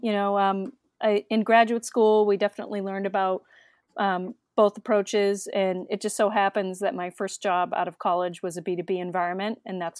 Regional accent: Massachusetts, United States; I grew up in the Massachusetts suburbs, and I went to college at University of Connecticut

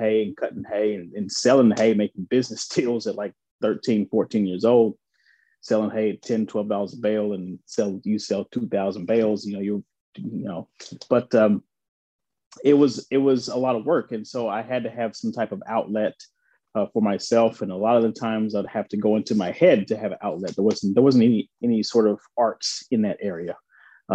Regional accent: Central Arkansas, United States; accent: slight accent, twang; moved away as an adult; also born or lived in New York; I grew up in Central Arkansas on a farm.

